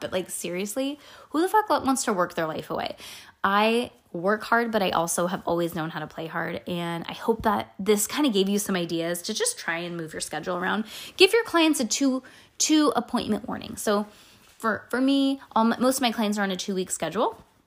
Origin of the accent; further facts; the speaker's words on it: California, United States; I'm from California, Disney and Tahoe